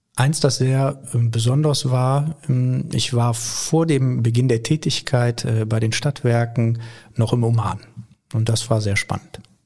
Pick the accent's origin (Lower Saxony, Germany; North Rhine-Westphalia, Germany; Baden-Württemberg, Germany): North Rhine-Westphalia, Germany; Viersen; ich bin in Viersen geboren, hab dort, äh, bin dort zur Schule gegangen und habe dann Abitur gemacht